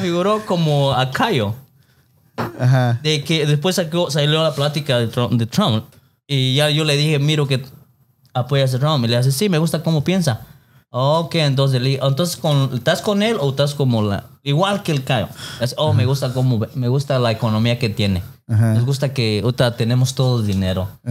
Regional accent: Mexico; now in California, United States; soy mexicano, mexicano

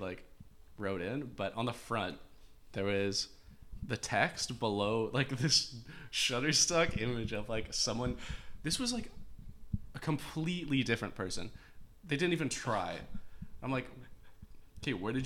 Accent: North Vancouver, British Columbia, Canada; I'm also from North Van. Yes. North Van is, well, born and raised there.

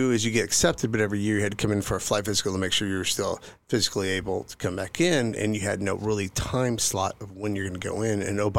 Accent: California, United States; I grew up in Northern California. I was Air Force brat. Dad flew in the Air Force. He was he retired out of McClellan Air Force Base.

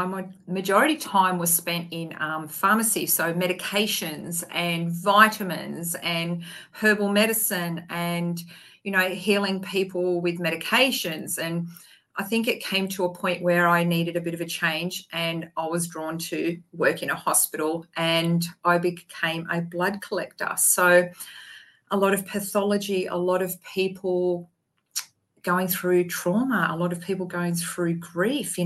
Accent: Queensland, Australia; I'm from Australia

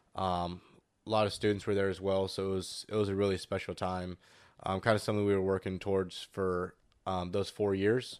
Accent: San Diego, California, United States; I'm from San Diego

